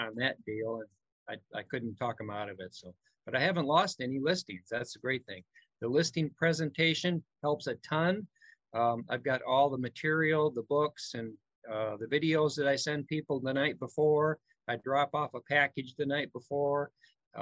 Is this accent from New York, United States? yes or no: no; Milwaukee, Wisconsin, United States; I am from Milwaukee, Wisconsin